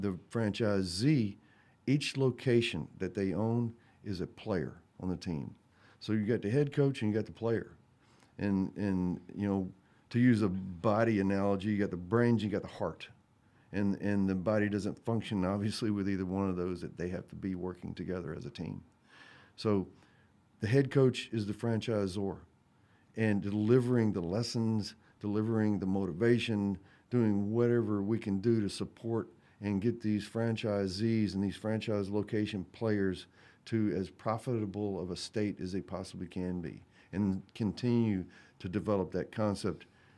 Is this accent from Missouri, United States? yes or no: no; Mississippi, United States; I grew up in Mississippi